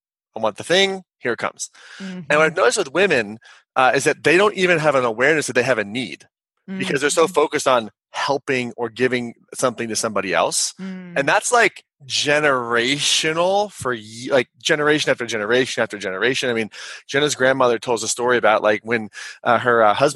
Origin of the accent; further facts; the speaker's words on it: Kansas, United States; I'm a 6'5" white guy. I'm from Kansas. I grew up in the upper middle class